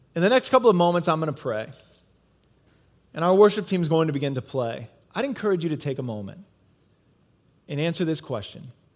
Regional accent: Midwest, United States; moved away; I come from the Midwest

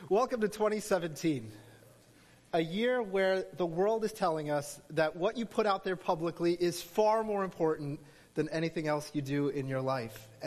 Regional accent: New Jersey, United States; I hail from New Jersey.

